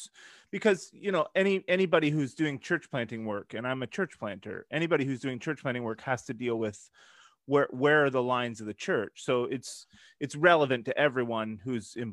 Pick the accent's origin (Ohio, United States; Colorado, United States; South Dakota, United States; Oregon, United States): Oregon, United States; Eugene; I come from Eugene, Oregon